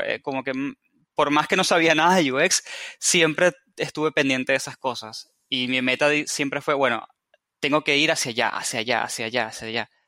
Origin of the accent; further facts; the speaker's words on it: Venezuela; moved away as an adult; now in Argentina; soy de Venezuela y vivo en Argentina hace cuatro años. Así que si escuchan una mezcla de acentos y tonadas raras